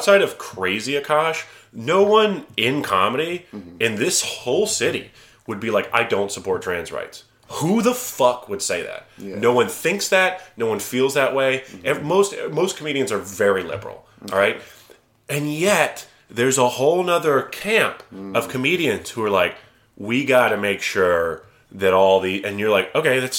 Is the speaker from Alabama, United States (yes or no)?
yes; Alabama, United States; moved away; I'm from Alabama.